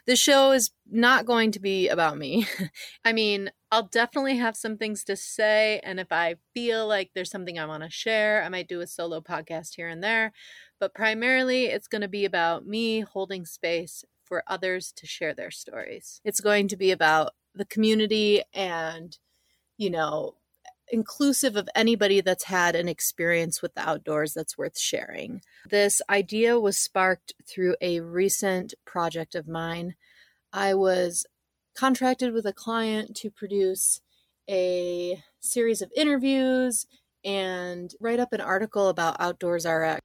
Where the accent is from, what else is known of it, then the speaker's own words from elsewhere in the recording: Northern Michigan, United States; I grew up in Northern Michigan